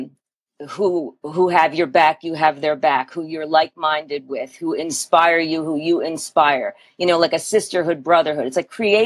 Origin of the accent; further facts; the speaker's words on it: Philadelphia, Pennsylvania, United States; I grew up in Philadelphia, so very different feel